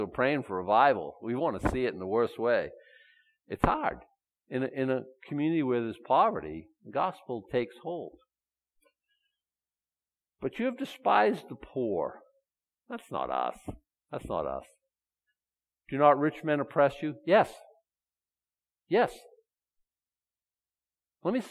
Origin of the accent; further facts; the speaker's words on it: Boston, Massachusetts, United States; moved away; I was brought up in Boston.